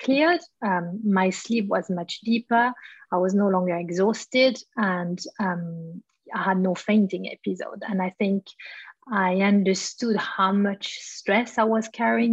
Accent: Switzerland; born or raised there

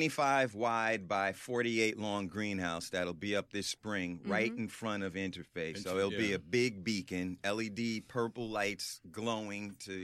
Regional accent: Oak Bluffs, Massachusetts, United States; also born or lived in Washington Heights, New York; we're from Oak Bluff, so that's where we learned to fish. And we've been up there since 78

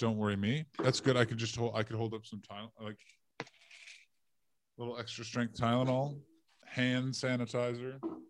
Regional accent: Canada; they know I'm Canadian.

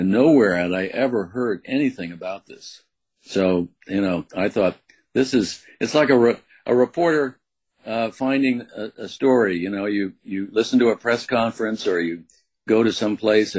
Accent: U.S. Virgin Islands; I had a childhood growing up in St. Croix, which was an unusual childhood. But from a very early age, I was raised there

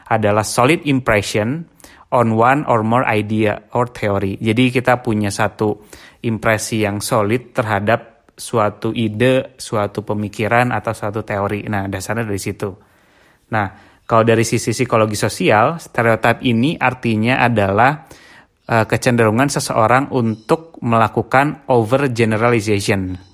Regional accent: West Java, Indonesia; karena uh, eh, gue sendiri juga orang Sunda gitu kan

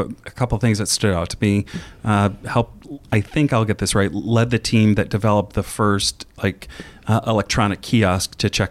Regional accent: Indiana, United States; I grew up in Indiana. I grew up in Indiana in a cornfield. We ate a lot of farm food, which is very German, salt and pepper, and maybe dried basil on a good day.

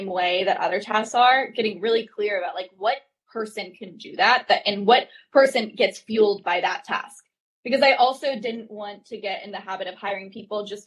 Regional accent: North Carolina, United States; now in Brooklyn, United States; I'm from North Carolina. I grew up like running around farms, like as a kid

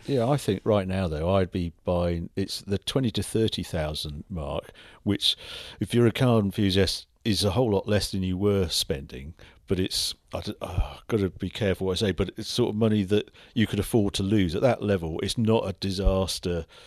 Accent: Birkenhead, North West England, United Kingdom; accent: Scouse; moved away; I was brought up in Birkenhead, so I'm scouse

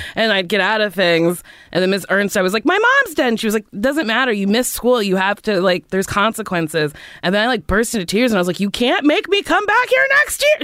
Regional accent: Middletown, New Jersey, United States; moved away as an adult; also born or lived in New York; Where'd I come from? Middletown, New Jersey

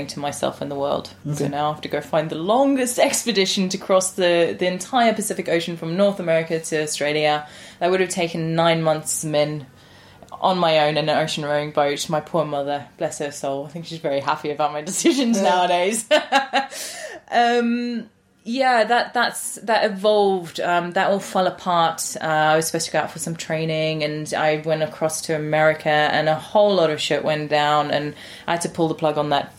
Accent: Johannesburg, Gauteng, South Africa; also born or lived in London; now in England; I was born in Johannesburg in South Africa

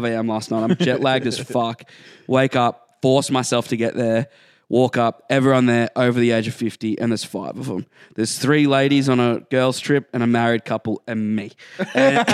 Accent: Australia

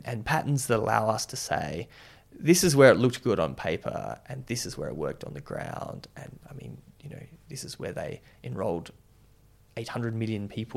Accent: Whyalla, South Australia, Australia; I grew up in Wyala, just like between Alice Springs and Adelaide

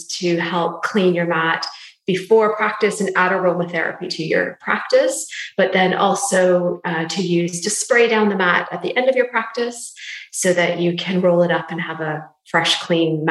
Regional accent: Canada; moved away as an adult; now in London, United Kingdom; I'm Canadian as well as you, but I'm based in London now, been here for 15 years.

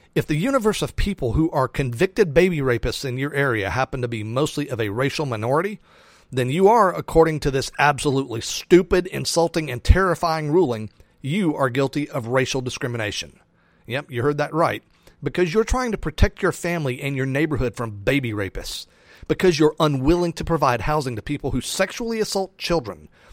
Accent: United States; as an American

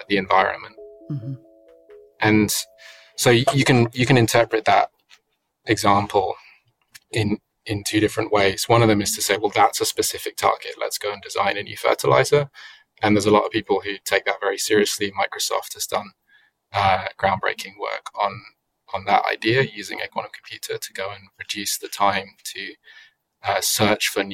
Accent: United Kingdom; I'm British

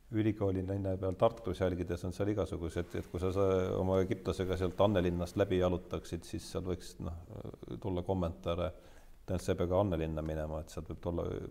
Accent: Rakvere, Lääne-Viru County, Estonia; ma olen ise ka Rakverest pärit

